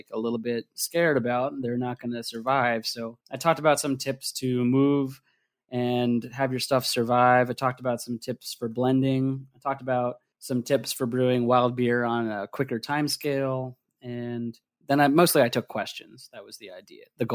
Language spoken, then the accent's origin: English; New Jersey, United States; moved away as an adult; also born or lived in Philadelphia, Pennsylvania; now in Oregon, United States; I grew up in New Jersey, and I went to school in Philadelphia for engineering